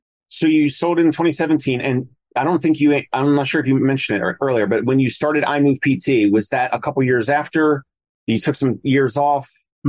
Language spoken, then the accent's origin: English; New Jersey, United States; now in Brooklyn, United States; Here in Brooklyn, I didn't know that growing up in New Jersey, but here in Brooklyn